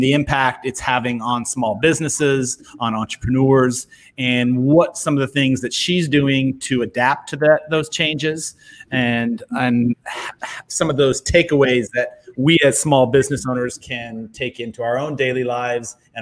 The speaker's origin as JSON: {"language": "English", "town": "San Diego", "region": "California", "country": "United States", "moved": "yes", "said": "I'm actually from San Diego."}